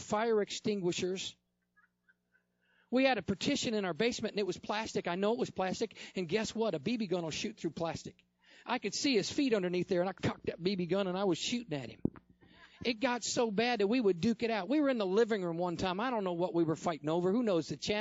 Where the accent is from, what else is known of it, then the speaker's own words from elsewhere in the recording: upstate New York, United States; I lived in upstate New York. I was born in New York